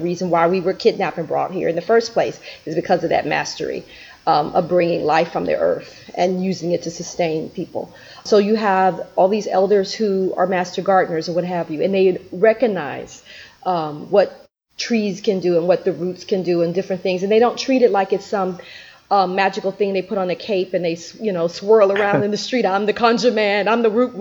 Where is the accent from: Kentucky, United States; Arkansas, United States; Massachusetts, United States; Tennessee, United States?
Tennessee, United States; Memphis; I grew up, of course, in Memphis in the South